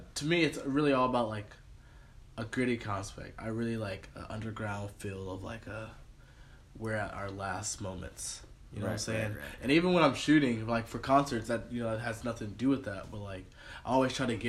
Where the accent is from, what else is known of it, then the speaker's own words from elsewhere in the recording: New York, United States; I'm from New York